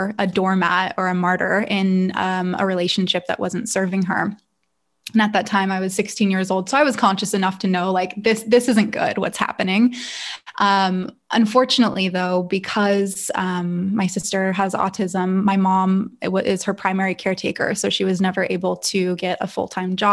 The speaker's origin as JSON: {"language": "English", "town": "Calabasas", "region": "California", "country": "United States", "tie": "born or raised there", "said": "I grew up in Northern LA County, which is pretty affluent. It's Agora Hills, Calabasas area."}